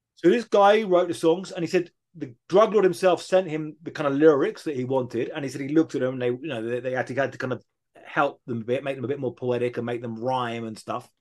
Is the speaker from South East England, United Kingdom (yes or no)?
yes; near Brighton, South East England, United Kingdom; moved away as an adult; now in Mexico; I grew up in England uh, near a city called Brighton, 1980s, early 1990s